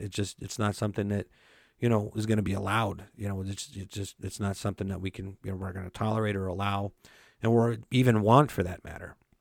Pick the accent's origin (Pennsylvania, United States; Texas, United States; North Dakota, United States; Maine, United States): North Dakota, United States; Belcourt; I grew up on the Turtle Mountain Reservation in Bellecourt, North Dakota